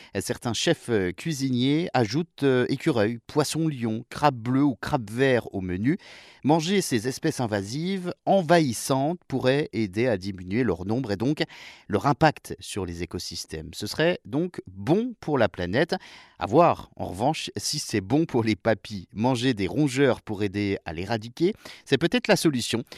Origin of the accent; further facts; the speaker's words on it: France; chez nous en France